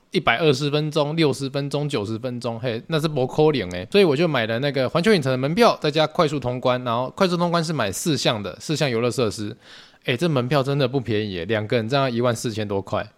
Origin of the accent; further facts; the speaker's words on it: Taiwan; 就是我们台湾人啊，我们台湾的好朋友们出国的时候哈